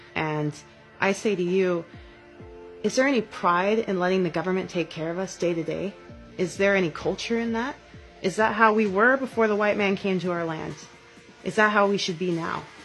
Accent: Bishop, California, United States; I was born in Bishop, California

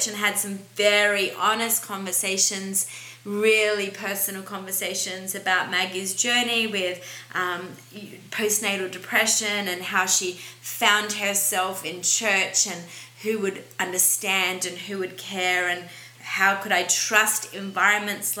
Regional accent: Australia; as an Australian

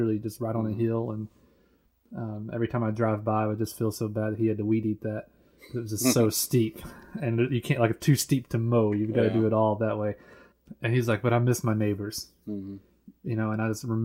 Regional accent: United States; I'm from America too

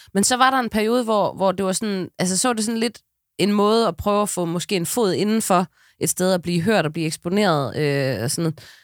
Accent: West Jutland, Central Denmark Region, Denmark; jeg er fra Vestjylland

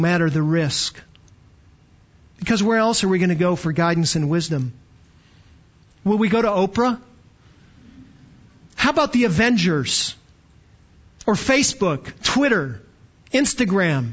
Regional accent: Canada; now in Texas, United States; I was born in Canada, got to Texas as fast as I could, but born in Canada

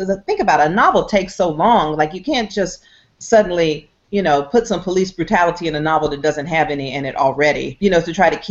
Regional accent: Atlanta, Georgia, United States; I was from Atlanta, so I didn't want to go to school in Atlanta.

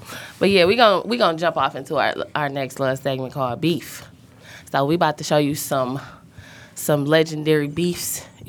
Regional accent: Detroit, Michigan, United States; I'm from West Side.

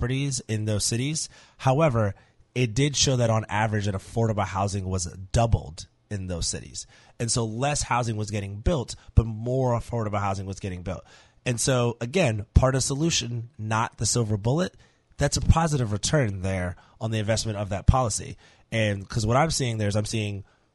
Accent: New York, United States; now in New Orleans, United States; I grew up living in New York

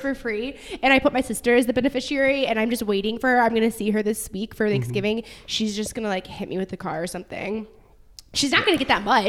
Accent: St. Louis, Missouri, United States; I'm from St. Louis.

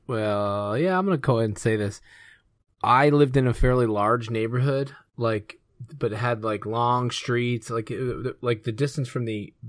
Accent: Georgia, United States; And I grew up in Georgia, 16 years old, license, 15 is when you get your permit.

